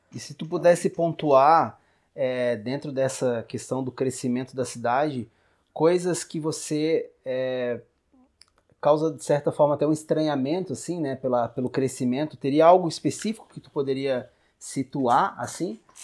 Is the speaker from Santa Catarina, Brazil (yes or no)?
yes; Garopaba, Santa Catarina, Brazil; como um morador de Garopaba, que nasci em Garopaba